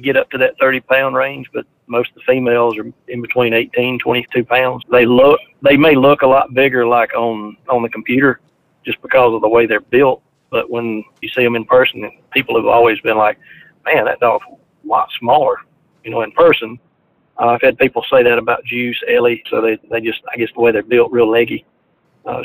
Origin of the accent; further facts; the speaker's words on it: Goodwater, Alabama, United States; I'm from Goodwater, Alabama